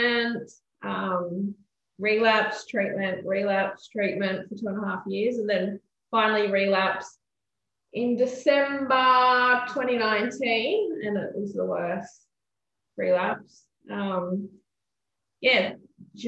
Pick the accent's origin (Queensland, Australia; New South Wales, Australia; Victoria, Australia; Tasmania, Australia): Queensland, Australia; Gold Coast; now in Jimboomba, Australia; I grew up down the Gold Coast.